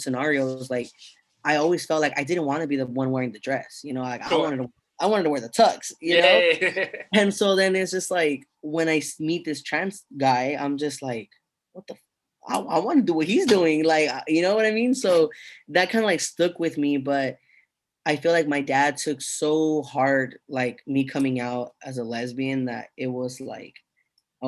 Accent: United States; I was born in America

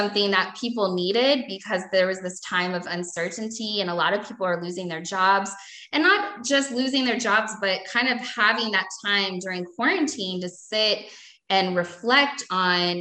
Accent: Louisville, Kentucky, United States; I moved back to my hometown in Louisville

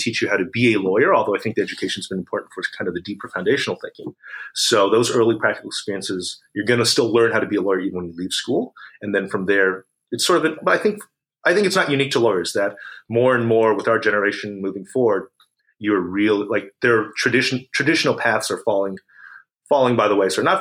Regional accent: California, United States; also born or lived in Massachusetts; being a Californian through and through

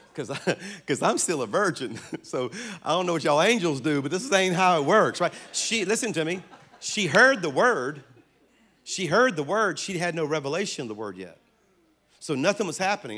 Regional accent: South Louisiana, United States; I'm from South Louisiana

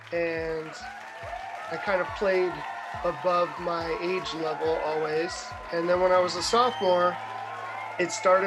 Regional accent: San Diego, California, United States; now in Brooklyn, United States; I live in Brooklyn, but I'm originally from San Diego, California.

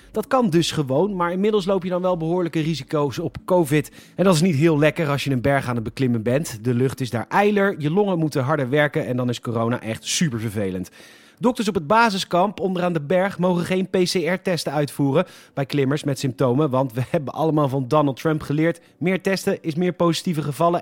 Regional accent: Rotterdam, South Holland, Netherlands; als Rotterdammers

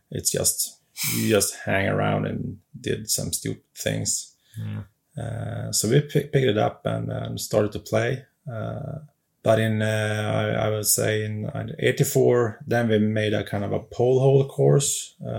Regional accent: Skellefteå, Västerbotten County, Sweden; English is a second language; I come from Sweden, of course, and uh, a little town in the north of Sweden called Skellefteå

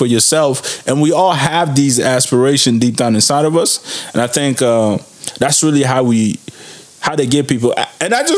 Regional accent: Niger; moved away; give back to my home country in Niger through my mom's school that she has.

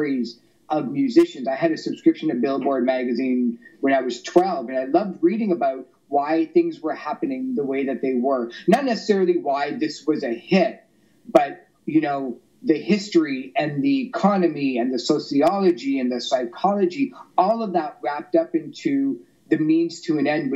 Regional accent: Toronto, Ontario, Canada; I grew up in Toronto

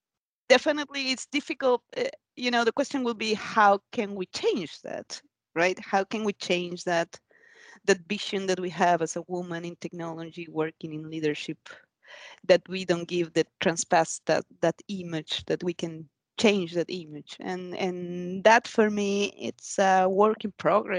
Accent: Argentina; now in Sweden; I come from another culture because I'm from Argentina

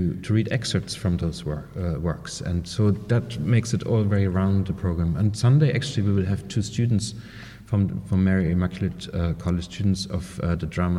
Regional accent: East Germany, Germany; moved away as an adult; now in Ireland; I grew up in East Germany back in those days, behind the Iron Curtain, and I went to college there.

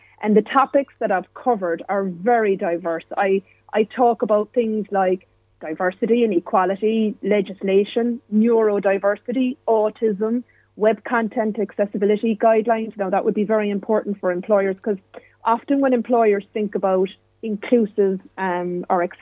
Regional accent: Ireland; I'm a woman. I'm Irish.

